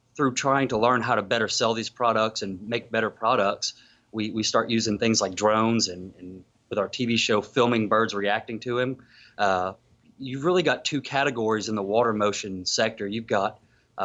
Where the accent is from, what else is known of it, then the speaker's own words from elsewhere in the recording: South Louisiana, United States; I grew up hunting in South Louisiana